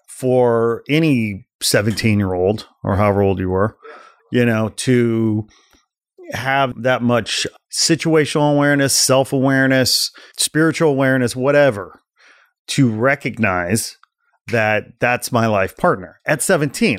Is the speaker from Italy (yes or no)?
no; Portage, Indiana, United States; moved away; also born or lived in Gary, Indiana / Chicago; I was born in Gary, Indiana. I grew up in a town just east of there, about fifteen, ten minutes, fifteen minutes called Portage, Indiana